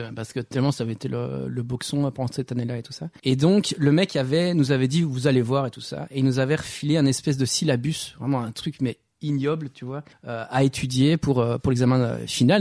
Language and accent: French; Walloon Brabant, Wallonia, Belgium; also born or lived in Roubaix, France; j'ai passé toute ma mon enfance en Belgique dans le dans le Brabant wallon